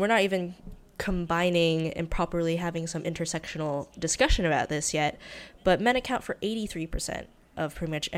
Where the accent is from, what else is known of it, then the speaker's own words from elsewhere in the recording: North Carolina, United States; moved away as an adult; also born or lived in Hong Kong; now in Los Angeles, United States; Have lived in the North Carolinian South for much of my life